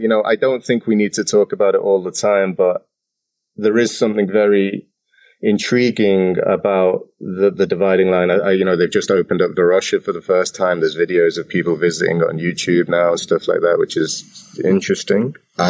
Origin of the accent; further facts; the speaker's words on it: Cyprus; also born or lived in England; So I grew up in Cyprus and I was born in England. I came to Cyprus when I was 14.